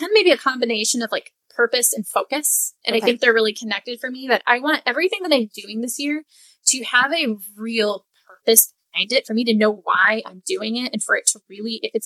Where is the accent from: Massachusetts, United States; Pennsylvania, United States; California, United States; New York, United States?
California, United States; Southern; I grew up in Southern California.